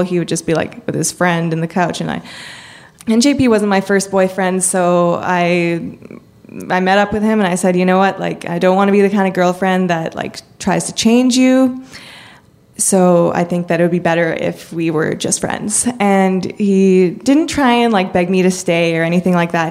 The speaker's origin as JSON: {"language": "English", "country": "Canada", "said": "I'm from Canada"}